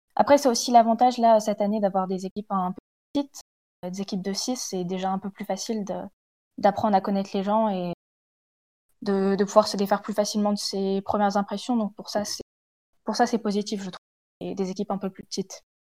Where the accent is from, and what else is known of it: the North, Hauts-de-France, France